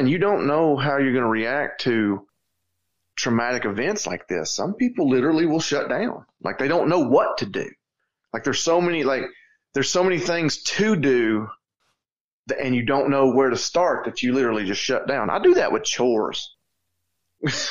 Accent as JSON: {"language": "English", "region": "North Georgia", "country": "United States", "tie": "born or raised there", "said": "that's my hometown"}